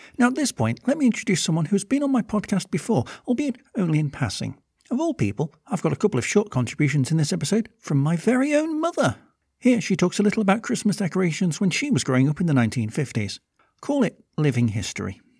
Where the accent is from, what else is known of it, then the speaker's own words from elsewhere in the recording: United Kingdom; I'm British